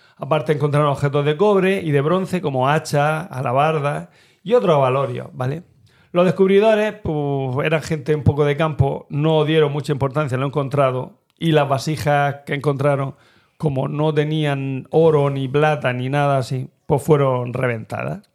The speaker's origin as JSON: {"language": "Spanish", "town": "Turre", "region": "Andalusia", "country": "Spain", "tie": "born or raised there", "said": "mi pueblo, de Turre"}